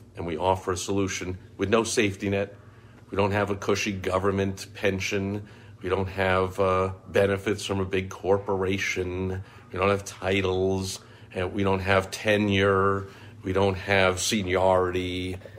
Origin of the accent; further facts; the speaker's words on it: New York, United States; I grew up in New York